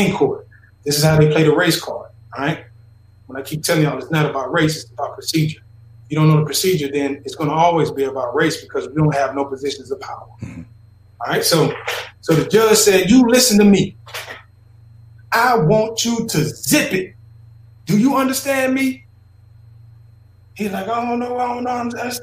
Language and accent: English; Philadelphia, Mississippi, United States; I grew up in Philadelphia, Mississippi